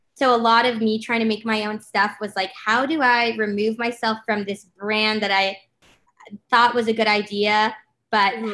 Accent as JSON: {"language": "English", "town": "Los Angeles", "region": "California", "country": "United States", "said": "I'm from LA."}